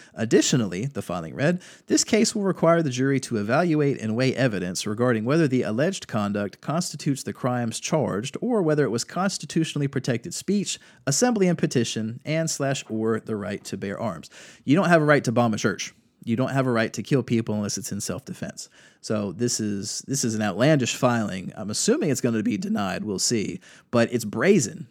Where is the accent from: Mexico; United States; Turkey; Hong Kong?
United States; Durham County, North Carolina; Durham County, my hometown